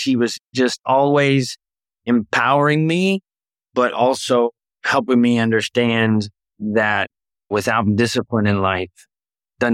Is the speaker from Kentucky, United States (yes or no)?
yes; Louisville, Kentucky, United States; moved away as an adult; also born or lived in Danville, Kentucky; now in Tampa, United States; born and raised in Louisville, Kentucky.